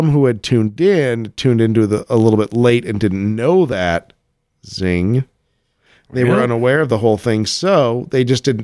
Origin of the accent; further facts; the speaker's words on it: Colorado Springs, Colorado, United States; He was in my my hometown of Colorado Springs, Colorado.